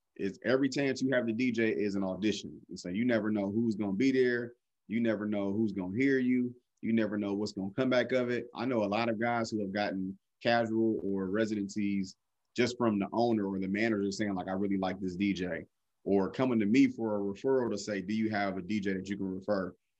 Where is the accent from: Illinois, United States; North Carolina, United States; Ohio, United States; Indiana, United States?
Ohio, United States; Cleveland; also born or lived in Columbus, Ohio; I had to go home back to Cleveland